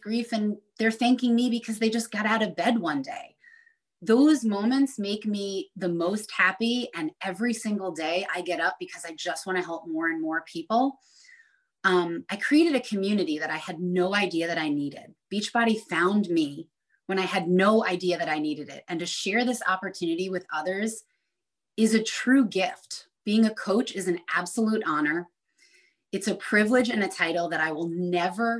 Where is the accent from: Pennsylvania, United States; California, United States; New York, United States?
New York, United States; Long Island; moved away; growing up on Long Island in New York on the water and now living on the lake